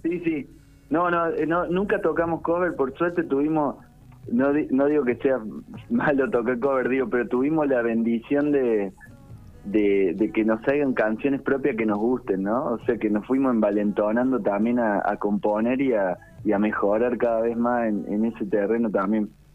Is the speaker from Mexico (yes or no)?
no; Córdoba, Argentina; accent: cordobesa tonada; also born or lived in González Chávez, Buenos Aires; nos vinimos a vivir a Córdoba capital porque mi papá tenía un trabajo aquí